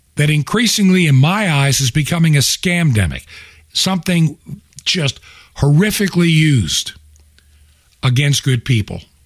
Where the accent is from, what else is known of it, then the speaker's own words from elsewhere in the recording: United States; as a child being an American